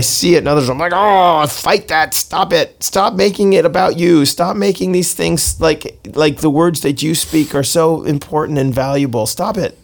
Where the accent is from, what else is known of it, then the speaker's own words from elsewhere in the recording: Seattle, Washington, United States; My hometown is Seattle